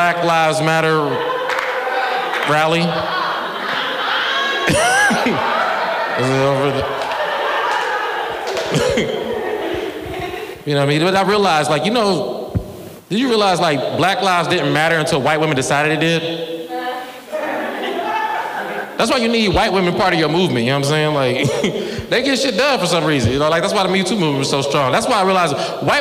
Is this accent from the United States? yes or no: yes; Cincinnati, Ohio, United States; I'm from Cincinnati, Ohio, 2001.